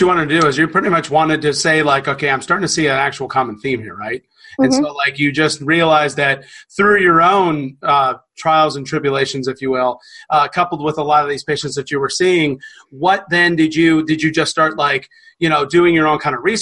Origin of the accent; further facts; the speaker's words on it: the South, United States; we're from the South.